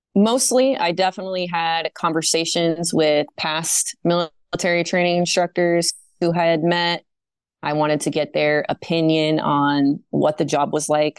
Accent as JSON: {"language": "English", "region": "Maine", "country": "United States", "tie": "born or raised there", "also_born_or_lived": "North Dakota / New Jersey", "moved": "as an adult", "said": "I was living in my home state, the great state of Maine"}